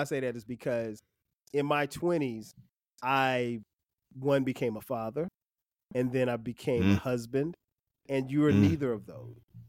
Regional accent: Florence, South Carolina, United States; also born or lived in Orangeburg, South Carolina; my hometown of Florence, South Carolina.

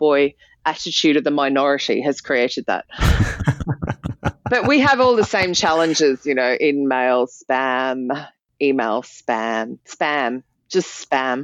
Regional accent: Australia; now in United Kingdom; back in my home country, from Australia

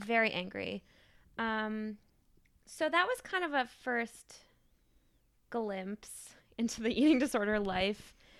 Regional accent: Maine, United States; moved away as an adult; now in New Haven, United States; I grew up in Maine, and I went to college in Maine, and I stayed in Maine after college and worked

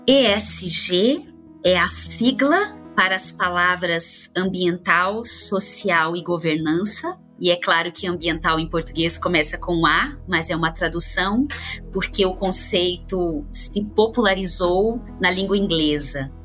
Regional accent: interior of Paraná, Brazil; moved away; Eu venho do interior do Paraná e lá é muito forte o cooperativismo ainda que estivesse numa cidade rodeada de cooperativas

